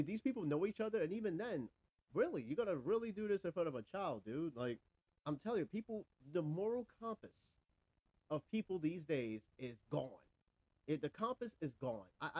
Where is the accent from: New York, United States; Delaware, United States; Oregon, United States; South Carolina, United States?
New York, United States; moved away; I'm from New York